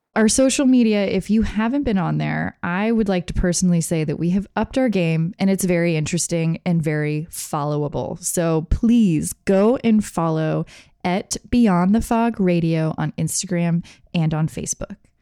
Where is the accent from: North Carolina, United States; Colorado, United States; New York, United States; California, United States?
California, United States; San Francisco; growing up in San Francisco